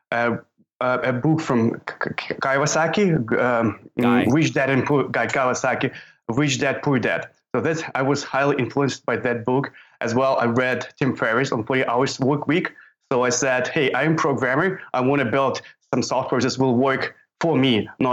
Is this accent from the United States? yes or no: no; Ukraine; I'm from Ukraine